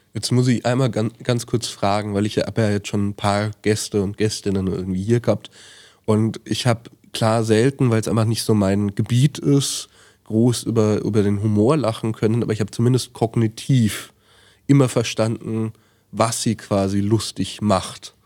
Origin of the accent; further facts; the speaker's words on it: Franconia, Bavaria, Germany; moved away; aus meiner Heimat so ein bisschen geflohen bin. Ich wohne dann nicht mehr in Franken